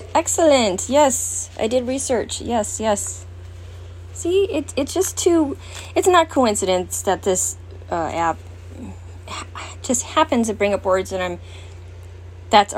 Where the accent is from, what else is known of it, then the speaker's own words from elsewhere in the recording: California, United States; now in Wisconsin, United States; I'm originally from California and earthquakes and all that. Even though I'm in Wisconsin